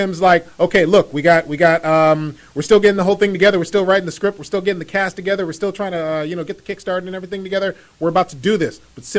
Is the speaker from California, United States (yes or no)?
yes; California, United States; I moved from the San Francisco Bay Area.